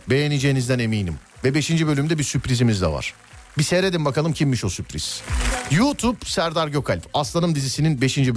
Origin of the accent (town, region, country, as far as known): Bayburt, Turkey; moved away